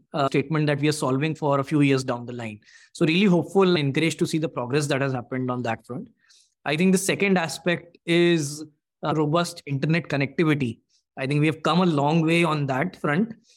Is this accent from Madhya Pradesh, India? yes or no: yes; Bhopal, Madhya Pradesh, India; me and my co-founder, we were born and brought up in Bhopal.